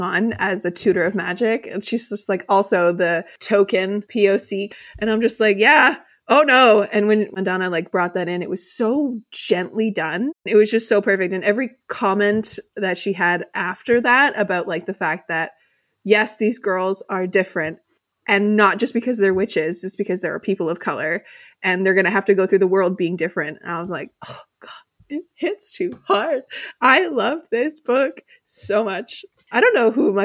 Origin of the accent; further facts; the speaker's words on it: Canada; I'm Canadian